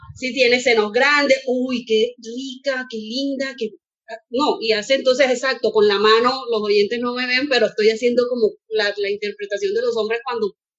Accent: Colombia; en Colombia, de donde soy yo

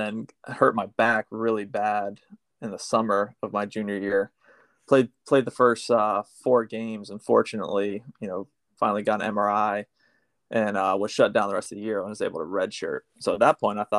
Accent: St. Augustine, Florida, United States; I grew up in St. Augustine, so smaller town

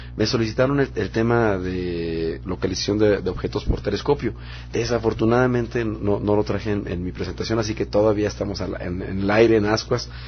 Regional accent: Monterrey, Nuevo León, Mexico; yo soy Regio Montano, allá nací en Monterrey

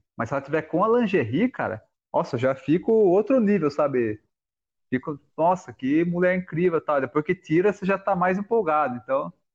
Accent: Alumínio, São Paulo, Brazil; moved away; eu morei lá há 15 anos

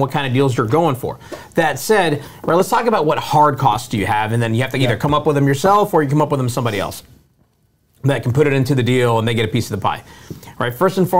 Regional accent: Florida, United States; I grew up in Florida, had a lot of friends from there.

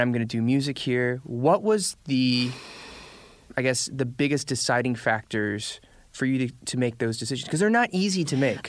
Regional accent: Atlanta, Georgia, United States; moved away as an adult; now in South Korea; I was born and raised in Atlanta.

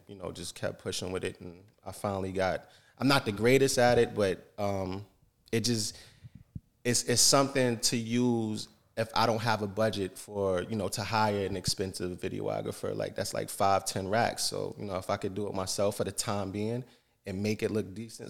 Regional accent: Yonkers, New York, United States; also born or lived in Saint John, New Brunswick, Canada; now in Canada; I'm born and raised in New York, Yonkers, New York

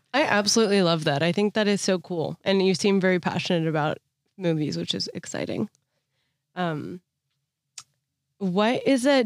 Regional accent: Bay Area, California, United States; I'm from the Bay Area

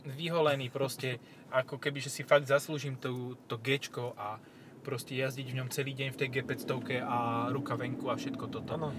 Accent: eastern Slovakia, Slovakia; u nás na východe

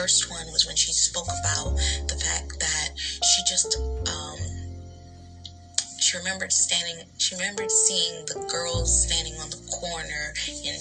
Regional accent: New York, United States; I was never raised out here, but I'm from New York

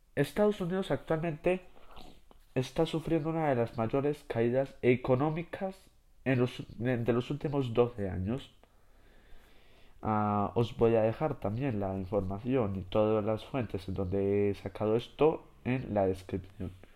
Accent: Spain; yo que soy de España

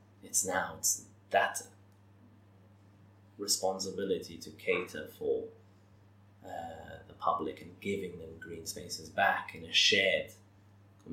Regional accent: Malta; my home country

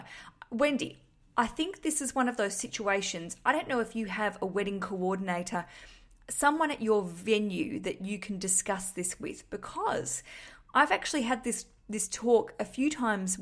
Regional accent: Australia; now in London, United Kingdom; I'm an Australian broadcasting from London

